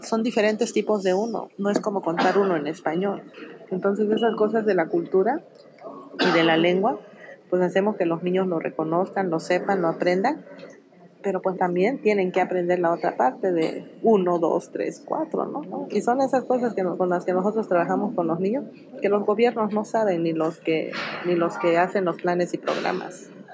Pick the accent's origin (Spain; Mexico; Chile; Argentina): Mexico; San Mateo del Mar, Oaxaca; soy originaria de la comunidad de San Mateo del Mar, somos un pueblo originario del pueblo Icots